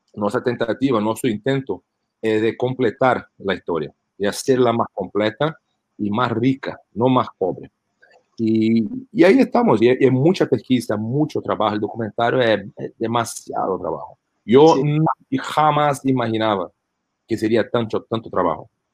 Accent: Brazil; Spanish is a second language; also born or lived in United States; now in Las Vegas, United States; Yo fui nacido en los Estados Unidos, pero crecí, y eh, viví en Brasil por mucho de, de mi infancia y adolescencia.

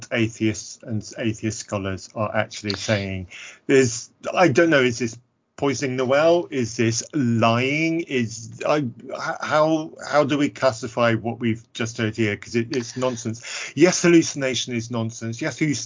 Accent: United Kingdom; I'm British.

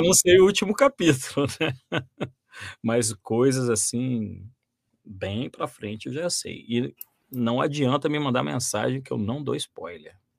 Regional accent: Volta Redonda, Rio de Janeiro, Brazil; eu sou natural de Volta Redonda

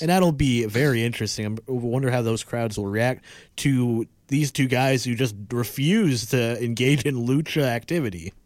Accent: United States; as an American

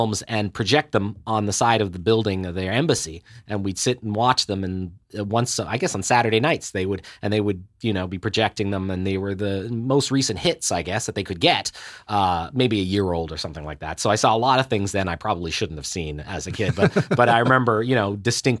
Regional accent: Helsinki, Uusimaa, Finland; born there; also born or lived in Ottawa / Seoul / Pretoria; And I was born in Helsinki a few years after you, a 70-year kid. My folks and I, my mother is Danish, my folks and I traveled around a great deal. We had a couple of years in Ottawa when I was a kid

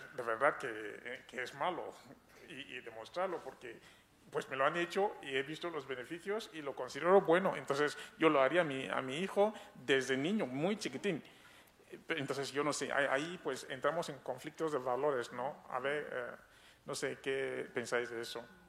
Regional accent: Cameroon; soy de Camerún

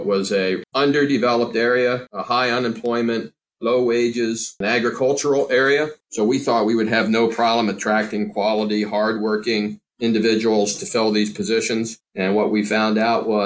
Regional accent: Pennsylvania, United States; we have three facilities here in Pennsylvania, like we talked about. The first one we opened was here in my hometown.

